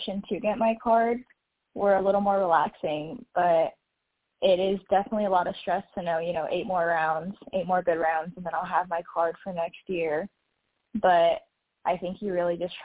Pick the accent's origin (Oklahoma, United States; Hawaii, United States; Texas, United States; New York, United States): Hawaii, United States; Oahu; I grew up on Oahu